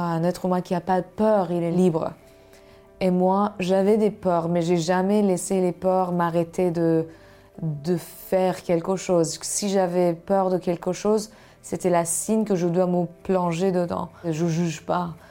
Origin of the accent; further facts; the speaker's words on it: Iran; French is a second language; moved away as an adult; je suis née dans un pays comme l'Iran